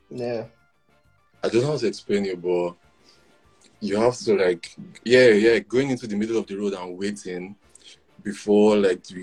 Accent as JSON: {"language": "English", "country": "Nigeria", "moved": "as an adult", "lives_now": "Ontario, Canada", "said": "So I'm Yoruba. I'm Nigerian."}